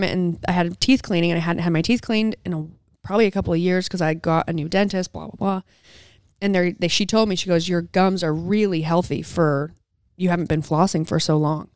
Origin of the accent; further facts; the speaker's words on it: Southern Utah, United States; moved away; I'm from Southern Utah